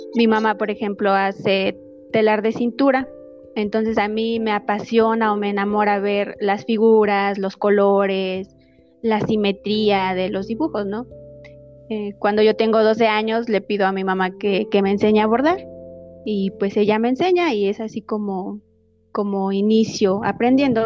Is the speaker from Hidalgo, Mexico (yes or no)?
yes; Ixmiquilpan, Hidalgo, Mexico; soy originaria de Ixmiquilpan, de la comunidad de San Nicolás.